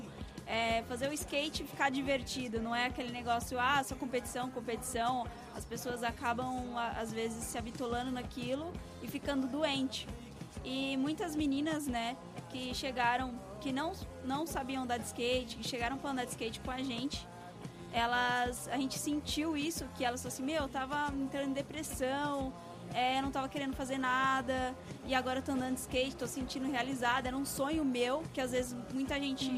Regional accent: São Bernardo do Campo, São Paulo, Brazil; Eu sou de São Bernardo

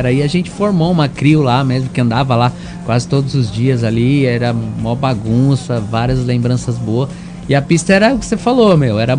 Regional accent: São Bernardo do Campo, São Paulo, Brazil; Na verdade, eu nasci em São Bernardo.

